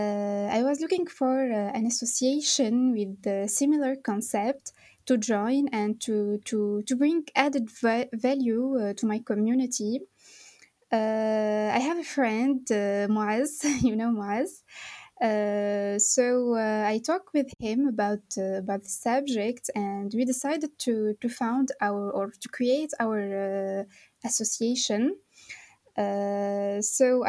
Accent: Tunis, Tunis Governorate, Tunisia; from Tunis, Tunisia

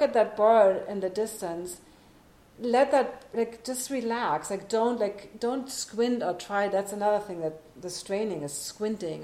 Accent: Germany; moved away; I'm born and raised on the Autobahn

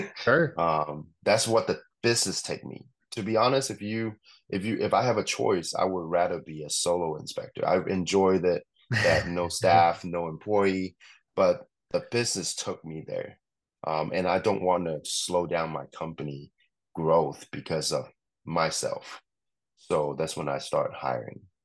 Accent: Hong Kong; moved away; I grew up in Hong Kong

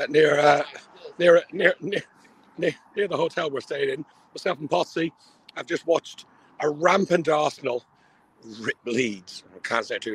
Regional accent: Ireland; I'm Irish.

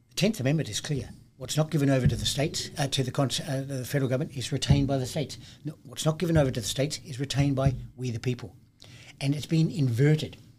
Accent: Adelaide, South Australia, Australia; my hometown, Adelaide, in South Australia

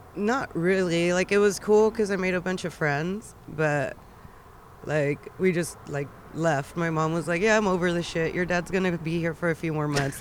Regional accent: Pomona, California, United States; I was actually born and raised in Pomona

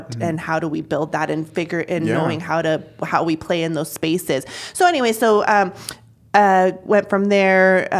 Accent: Junction City, United States; also born or lived in San Diego / Mexico; my family moving here in 1989, I was 2 years old. We moved to Junction City from San Diego

